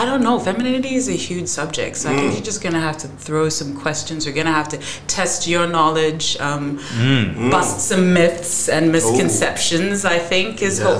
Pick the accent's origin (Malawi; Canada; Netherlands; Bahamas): Malawi; moved away as an adult; also born or lived in Kenya; now in Australia; I come from Malawi. I maintain very strong relationships and connections with Malawi, even though Kenya is the country of my birth. Mm. I have been in Australia for 10 years.